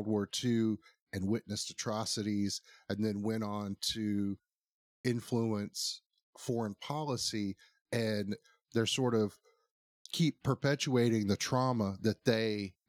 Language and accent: English; United States; I did forget I'm an American. In Florida, I might add.